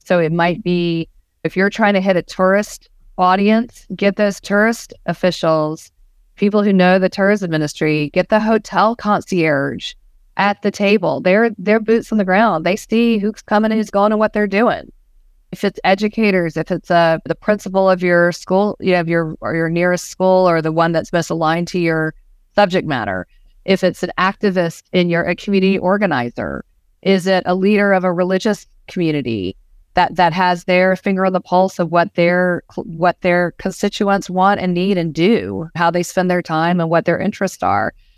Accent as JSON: {"language": "English", "region": "Georgia", "country": "United States", "tie": "born or raised there", "said": "I grew up in the South"}